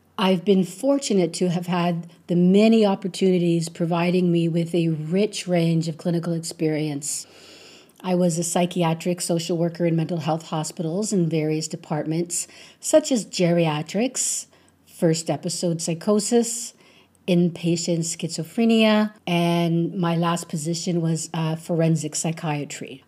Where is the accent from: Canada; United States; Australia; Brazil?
Canada; I'm a Canadian woman